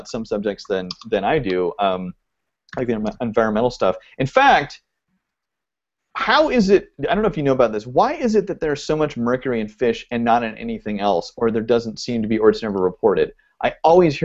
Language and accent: English; Oregon, United States; now in Los Angeles, United States; I live in L.A., and I grew up in Oregon